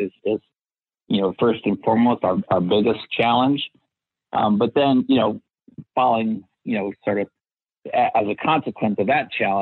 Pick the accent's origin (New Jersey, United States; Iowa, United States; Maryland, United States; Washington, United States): Washington, United States; Seattle, Ellensburg; I was born in Seattle, Washington. And when I was just about to enter middle school, my parents decided to move 100 miles east of there to Ellensburg, Washington